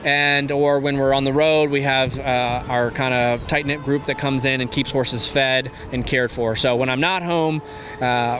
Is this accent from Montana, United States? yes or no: no; Michigan, United States; now in Ocala, United States; I'm from Michigan